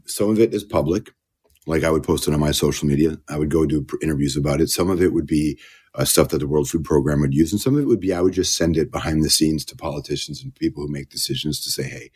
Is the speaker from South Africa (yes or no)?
no; Toronto, Ontario, Canada; moved away; also born or lived in Malton, Mississauga; we grew up in Jane and Finch, Jane and Wilson, Rexdale, and then Malton by the airport.